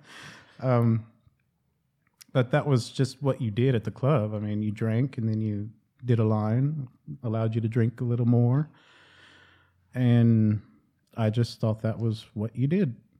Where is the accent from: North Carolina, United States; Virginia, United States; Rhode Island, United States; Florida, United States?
North Carolina, United States; Cherokee; growing up in Cherokee